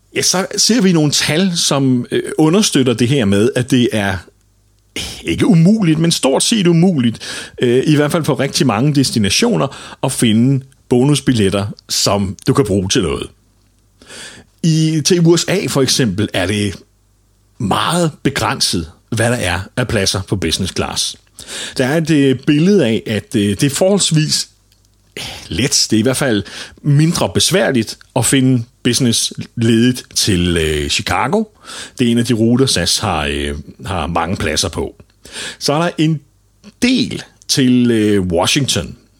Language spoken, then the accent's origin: Danish; Denmark; Og her er vi danskere langt bagud